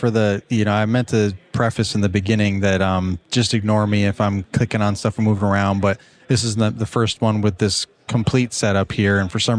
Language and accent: English; Virginia, United States; But I'm from Virginia